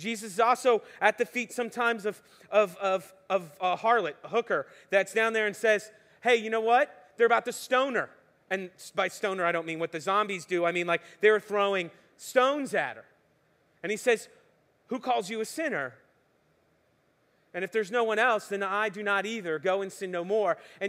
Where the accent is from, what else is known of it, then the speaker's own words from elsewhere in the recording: West Palm Beach, Florida, United States; I'm originally from West Palm Beach, Miami, South Florida. Anybody else from South Florida?